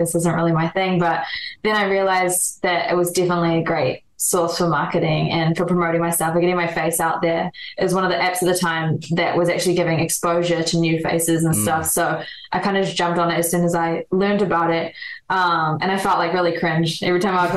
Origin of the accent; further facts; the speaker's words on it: Auckland, New Zealand; moved away as an adult; now in Los Angeles, United States; born and raised New Zealand.